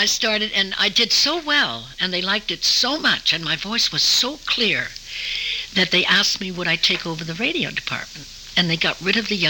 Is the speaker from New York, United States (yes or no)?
yes; New York City, New York, United States; I was born in New York City, up off Riverside Drive in a private house.